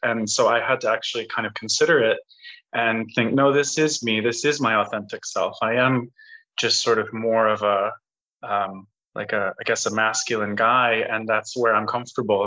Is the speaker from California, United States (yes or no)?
no; Colorado, United States; I grew up in Colorado